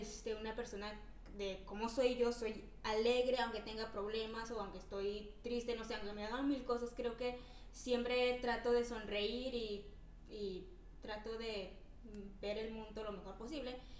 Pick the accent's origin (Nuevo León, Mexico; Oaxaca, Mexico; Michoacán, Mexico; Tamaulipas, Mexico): Oaxaca, Mexico; moved away as an adult; soy de Oaxaca